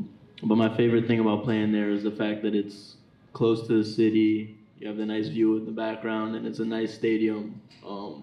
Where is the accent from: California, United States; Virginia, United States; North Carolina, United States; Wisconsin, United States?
North Carolina, United States; Raleigh; now in Charlotte, United States; I grew up in North Carolina in Raleigh, about 2.5 hours away